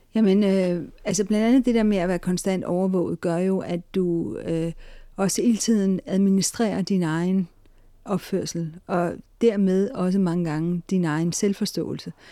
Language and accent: Danish; Denmark; Vi danskere